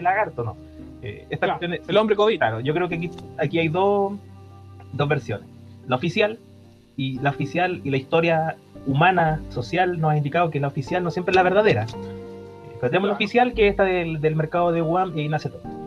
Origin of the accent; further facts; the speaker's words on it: Temuco, Araucanía, Chile; para los que somos de Temuco